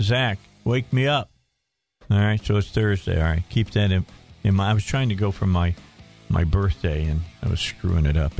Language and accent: English; outside of Chicago, Illinois, United States; I grew up outside of Chicago